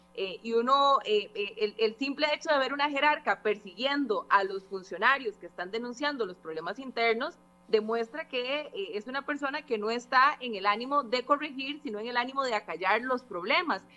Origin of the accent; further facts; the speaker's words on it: Costa Rica; como costarricense